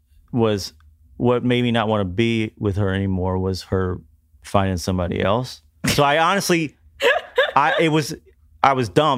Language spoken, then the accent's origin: English; Kentucky, United States; growing up in Kentucky in the 80s